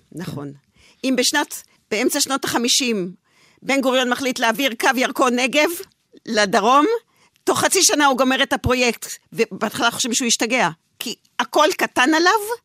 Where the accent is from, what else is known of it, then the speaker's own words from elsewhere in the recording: Israel; אני אה, דור שנולד אה, כבר בארץ, אני צברית, מה שנקרא